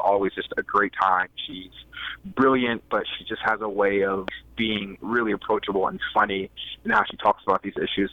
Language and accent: English; Columbus, Ohio, United States; moved away as an adult; now in Iowa City, United States; I live in Iowa City, Iowa, but I'm originally from Columbus, Ohio